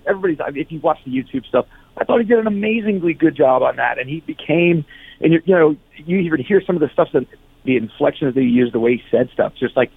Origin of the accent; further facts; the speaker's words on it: New York, United States; also born or lived in New Jersey; I was born in New York and raised in New York and New Jersey. So I spent my time between the city and the suburbs